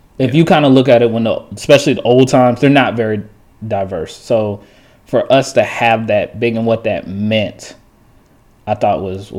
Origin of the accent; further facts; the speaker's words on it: Stone Mountain, Georgia, United States; me growing up in Stone Mountain